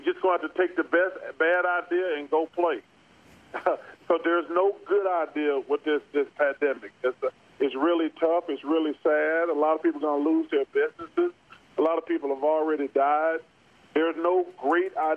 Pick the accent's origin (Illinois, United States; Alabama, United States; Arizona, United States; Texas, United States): Alabama, United States; Leeds; I'm from Leeds.